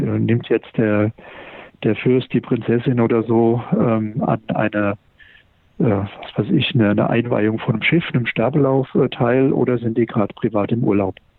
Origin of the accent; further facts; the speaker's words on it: Mainz, Rhineland-Palatinate, Germany; ich komme ja aus Mainz, in der Fastnachtshochburg.